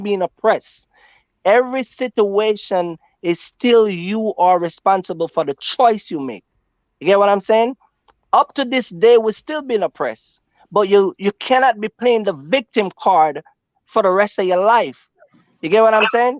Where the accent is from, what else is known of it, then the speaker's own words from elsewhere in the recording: Jamaica; now in United States; I'm from Jamaica